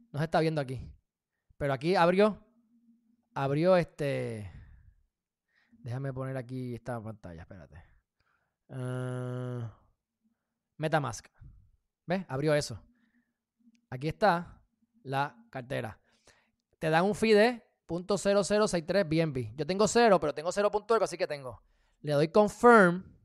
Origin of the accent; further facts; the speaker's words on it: United States; Porque soy de Estados Unidos.